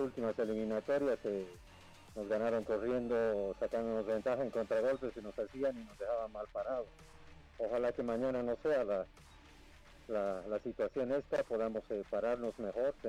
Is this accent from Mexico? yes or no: no; Bolivia; como bolivianos